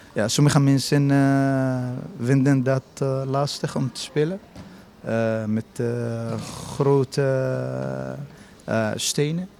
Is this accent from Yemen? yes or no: yes; Yemen; Dutch is a second language; now in Rotterdam, Netherlands; ik kom uit Jemen